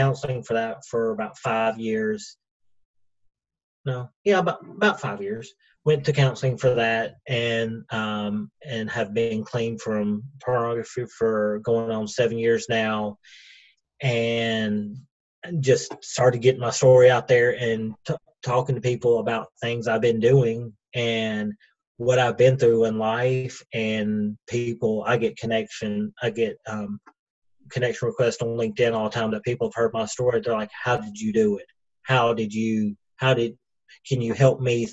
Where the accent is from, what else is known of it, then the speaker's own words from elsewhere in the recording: Cleveland, Tennessee, United States; also born or lived in Atlanta, Georgia; I'm from Cleveland, Tennessee. We've been here since 92, and that's kind of my, I guess, home, because this is where I've lived the longest